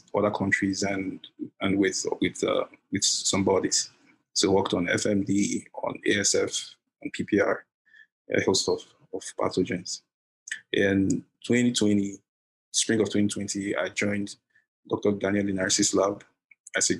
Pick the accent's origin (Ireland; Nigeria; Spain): Nigeria; southern Nigeria; moved away as an adult; now in Iowa, United States; I'm from South Nigeria